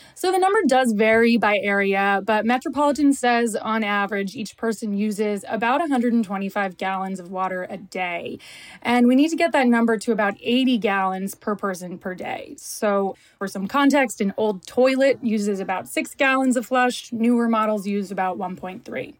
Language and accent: English; Miami, Florida, United States; moved away as an adult; now in Los Angeles, United States; I grew up in Miami, which is basically a place with too much water